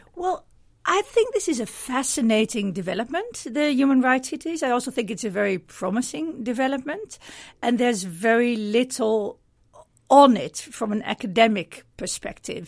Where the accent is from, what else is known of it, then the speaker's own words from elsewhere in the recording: Middelburg, Zeeland, Netherlands; I'm from Middelburg in the, in the Netherlands